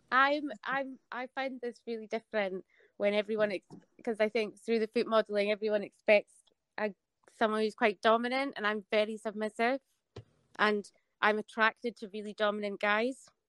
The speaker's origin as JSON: {"language": "English", "region": "Scotland", "country": "United Kingdom", "accent": "Scottish", "said": "I didn't think they would like hearing a Scottish accent"}